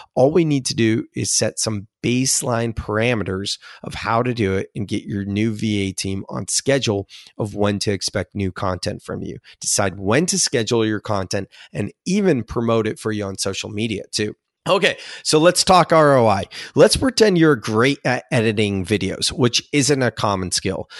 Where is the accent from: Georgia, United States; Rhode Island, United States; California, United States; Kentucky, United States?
California, United States; Silicon Valley; I'm from Silicon Valley.